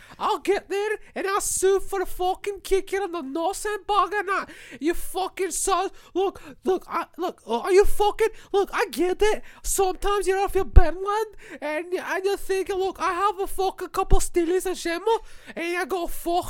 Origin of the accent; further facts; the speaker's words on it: Scotland, United Kingdom; I'm from Scotland, you cunt.